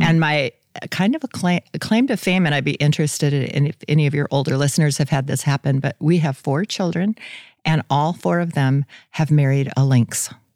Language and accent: English; Hurley, South Dakota, United States; also born or lived in Brandon, South Dakota; grew up in Hurley, South Dakota